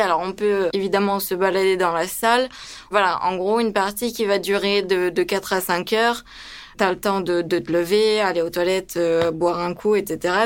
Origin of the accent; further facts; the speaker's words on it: France; also born or lived in Romania; je suis roumaine d'origine, et que on est venu en France quand j'avais quand j'avais 9 ans